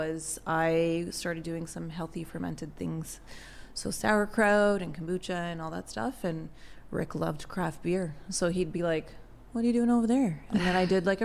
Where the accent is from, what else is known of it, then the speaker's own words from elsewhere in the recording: Toronto, Ontario, Canada; I'm actually born originally from Toronto. So born and raised in Toronto